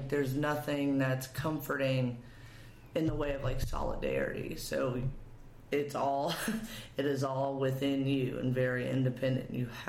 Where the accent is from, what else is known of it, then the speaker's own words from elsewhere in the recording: East Tennessee, United States; moved away as an adult; also born or lived in Cookeville, Tennessee; now in Nashville, United States; Well, so I'm from East Tennessee.